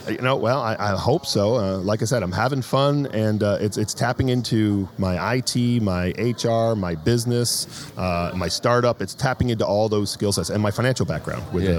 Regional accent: New England, United States; moved away; also born or lived in Northern Virginia; My wife and I grew up in New England

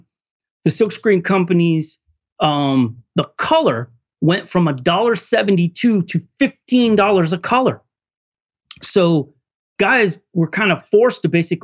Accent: California, United States; now in Duluth, United States; I'm transplant from California.

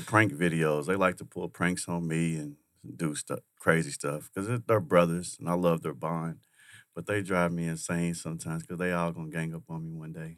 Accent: Kentucky, United States; moved away; I'm from Kentucky.

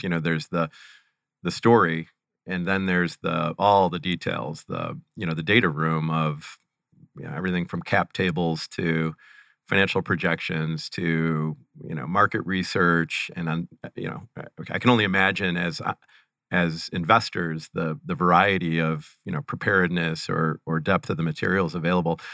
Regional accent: Cleveland, Ohio, United States; born or raised there

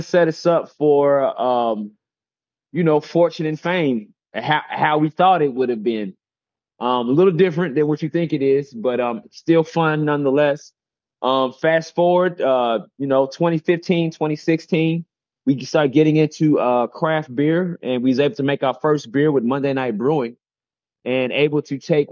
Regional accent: Kentucky, United States; now in Atlanta, United States; I'm from Kentucky, and we're living in Atlanta.

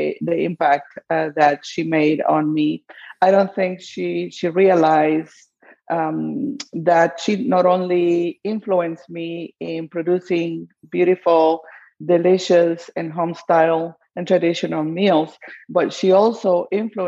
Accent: Guatemala; I grew up in Guatemala

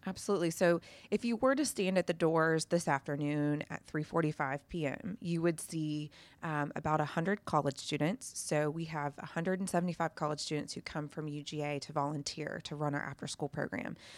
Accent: Atlanta, Georgia, United States; I came from Atlanta

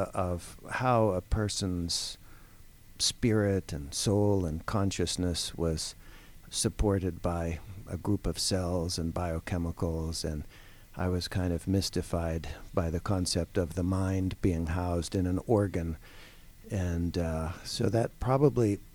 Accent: Toronto, Ontario, Canada; moved away as an adult; also born or lived in Ohio / Pittsburgh; now in Atlanta, United States; I'm actually a Canadian. I'm from Toronto.

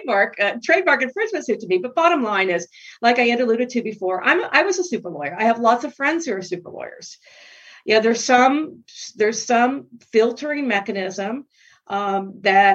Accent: Miami, Florida, United States; I'm from Miami back in the bad old days

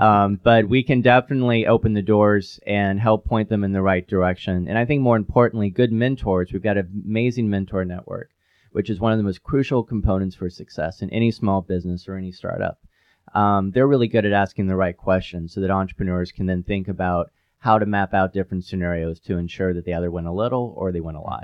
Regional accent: Knoxville, Tennessee, United States; also born or lived in Midwest / Pacific Northwest / Silicon Valley / Europe; now in Chattanooga, United States; my hometown of Knoxville, Tennessee

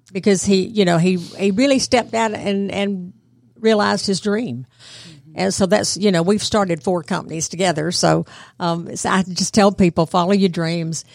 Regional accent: Bartow County, Georgia, United States; moved away as an adult; also born or lived in New York / Connecticut / Washington, D.C. / Virginia; I'm from Bartow County originally, went to public schools there

